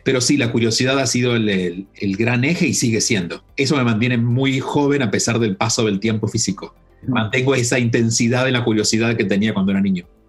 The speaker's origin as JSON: {"language": "Spanish", "region": "a small town in Córdoba", "country": "Argentina", "tie": "born or raised there", "moved": "as an adult", "said": "si bien nací en Córdoba, en la capital, nací en la capital porque en el pueblo donde vivió mi familia y viví de niño y viví hasta los 17 años, era muy pequeño, eran 2.000 habitantes"}